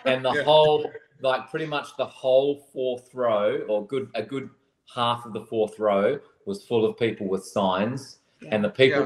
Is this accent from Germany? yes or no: no; Australia; my home country